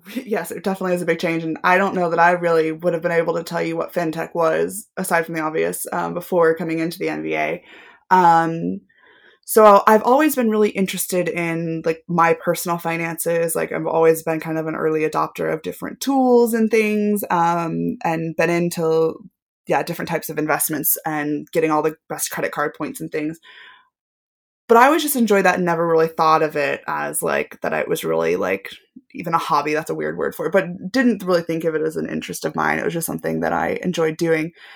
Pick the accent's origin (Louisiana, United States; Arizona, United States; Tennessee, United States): Tennessee, United States; Knoxville; moved away as an adult; also born or lived in Washington, D.C. / Manchester, United Kingdom; now in United Kingdom; a television network group, um, headquartered in my hometown